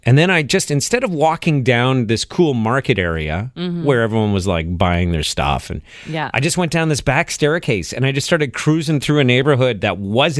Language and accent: English; Montreal, Quebec, Canada; I grew up in Montreal